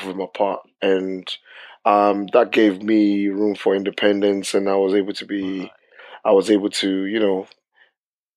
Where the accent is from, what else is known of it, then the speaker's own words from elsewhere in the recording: Lagos, Nigeria; moved away as an adult; also born or lived in Portsmouth, United Kingdom; now in United Kingdom; I was born in Portsmouth, and then I was taken back to Nigeria when I was about 5-6 years old. I came back to the UK when I was about 18 or 19